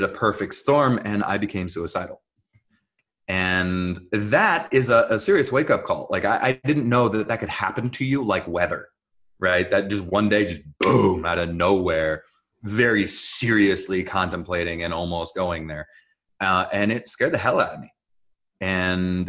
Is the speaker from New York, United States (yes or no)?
no; New Jersey, United States; accent: Israeli; English is a second language; also born or lived in Jerusalem, Israel; I was born in Jerusalem, Israel, and I was raised up in New Jersey.